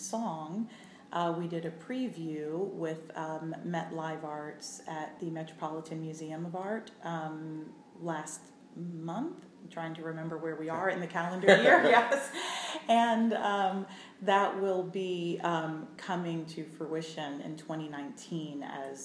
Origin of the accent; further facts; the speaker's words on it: Allegany, New York, United States; moved away as an adult; also born or lived in Indiana / Cincinnati, Ohio / Orlando, Florida; I grew up in the southern tier of New York State, a little town called Allegheny.